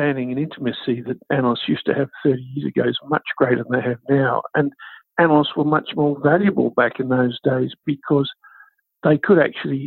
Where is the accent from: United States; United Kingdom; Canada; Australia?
Australia; Canberra, Australian Capital Territory; I grew up in Canberra